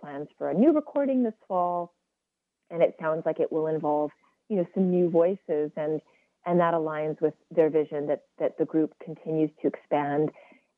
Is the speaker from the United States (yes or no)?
no; West Coast, British Columbia, Canada; We're both from the West Coast